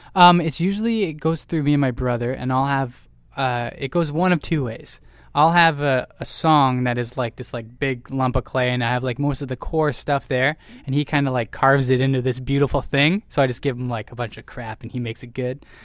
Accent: Orillia, Ontario, Canada; we're from Aurelio, Ontario, Canada

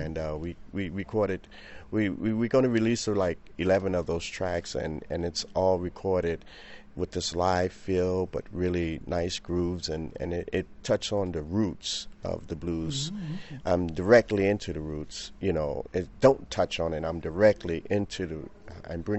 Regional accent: Chicago, Illinois, United States; now in Paris, France; I've came from there, you know. I was born into it

